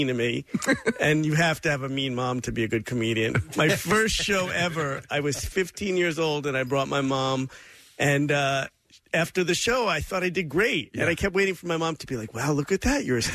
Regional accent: New York, United States; also born or lived in Hoboken / Fayetteville, Arkansas; I'm a New Yorker my whole entire life

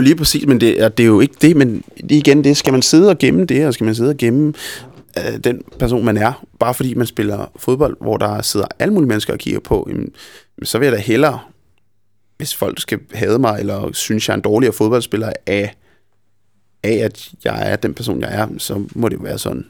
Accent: Copenhagen, Capital Region of Denmark, Denmark; jeg er simpelthen for meget københavner

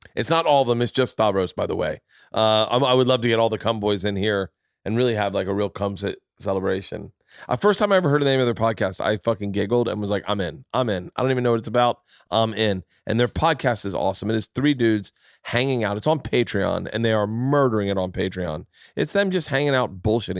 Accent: Florida, United States; when I was a kid growing up in Florida

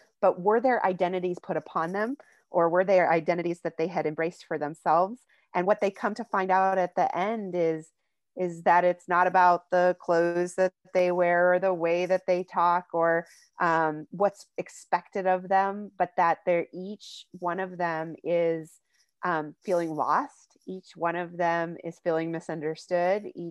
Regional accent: Crosby, North Dakota, United States; moved away; I grew up in Divide County, Crosby, North Dakota

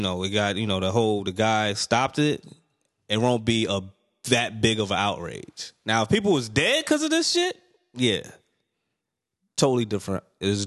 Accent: New York, United States; Me being a New Yorker

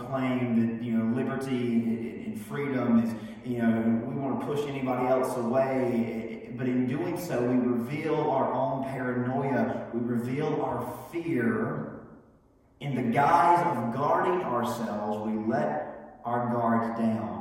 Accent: United States; we are, of course, proud of our country and bold as Americans

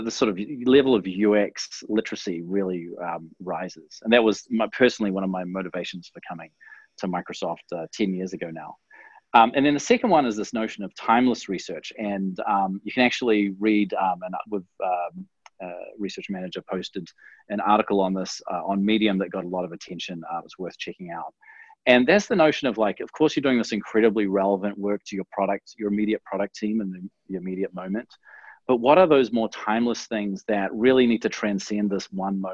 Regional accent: New Zealand; In New Zealand, we pronounce it Dwignon

